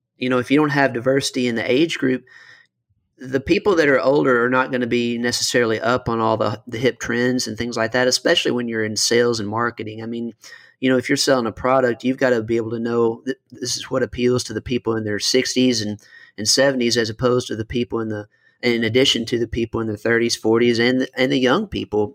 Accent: Western Kentucky, United States; moved away as an adult; also born or lived in Miami; I'm originally from Western Kentucky, went down to Miami for law school and lived there for several years as a lawyer

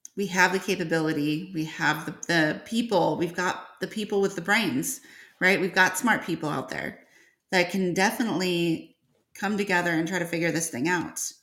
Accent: Northern Illinois, United States; now in Georgia, United States; I was from uh, Northern Illinois. And then I transplanted myself down to Georgia

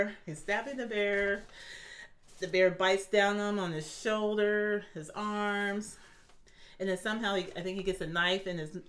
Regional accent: Alaska, United States; All right, so since I'm from Alaska

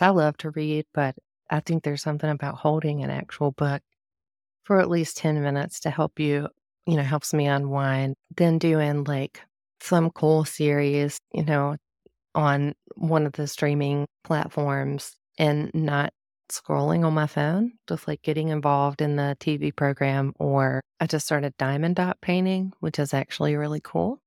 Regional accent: the South, United States; I'm from the South

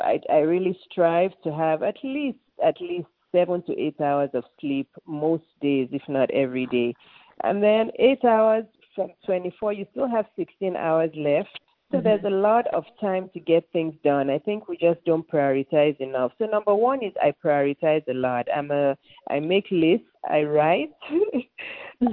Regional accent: Lagos, Nigeria; moved away as an adult; now in Atlanta, United States; I was born and raised in Lagos, Nigeria, which is in West Africa.

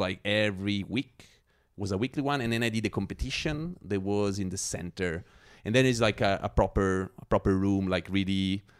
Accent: Scotland, United Kingdom; That was in Zurich. Yeah. I'm a Scot.

